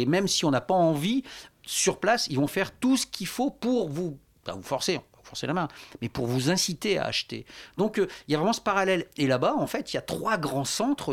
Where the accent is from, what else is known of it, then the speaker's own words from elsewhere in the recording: Lille, Hauts-de-France, France; moi, je suis, j'étais, donc je viens de Lille